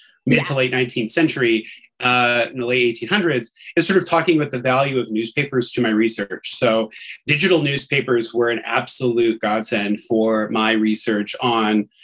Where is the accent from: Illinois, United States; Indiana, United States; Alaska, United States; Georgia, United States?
Indiana, United States; Indianapolis; my hometown of Indianapolis